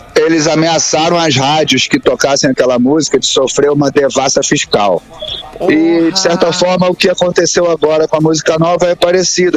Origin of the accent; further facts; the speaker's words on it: Brazil; nós somos brasileiros.